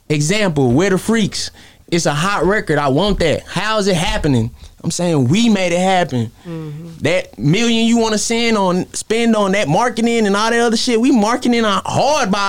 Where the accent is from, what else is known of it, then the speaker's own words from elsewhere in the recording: Brooklyn, New York, United States; I was born in Brooklyn, grew up on Rockefeller.